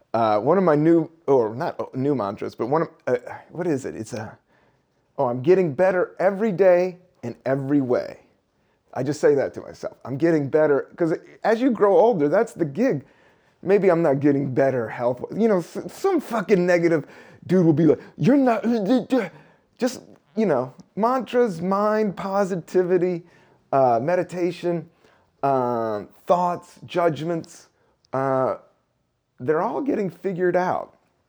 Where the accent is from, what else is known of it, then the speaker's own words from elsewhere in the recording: Buena Vista, Virginia, United States; also born or lived in Washington, D.C.; I grew up in Washington, D.C., but I also, when we were 10, like I said, I moved down to Buena Vista, Virginia, a really small town in Virginia, little southern town in the Appalachian Mountains, next to Lexington, Virginia, town of barely 5,000 people.